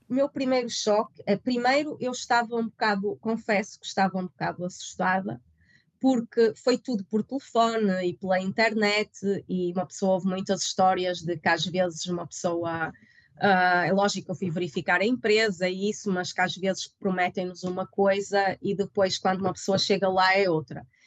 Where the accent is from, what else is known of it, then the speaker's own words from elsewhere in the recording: Guimarães, Norte, Portugal; moved away as an adult; now in London, United Kingdom; bem de Guimarães, sou do Norte, nós somos bastante, somos conhecidos por ser bastante diretos